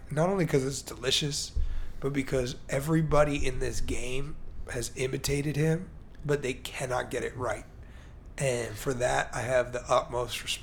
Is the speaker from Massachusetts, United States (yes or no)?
no; Chicago, Illinois, United States; I mean, I'm originally from Chicago, so Jordan was like